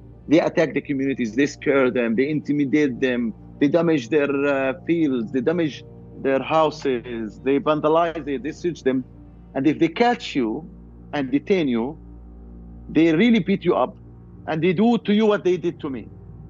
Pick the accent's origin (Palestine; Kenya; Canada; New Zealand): Palestine; Hebron, West Bank; I'm from Hebron. I was born there and all my life is there. It's the industrial city of Palestine.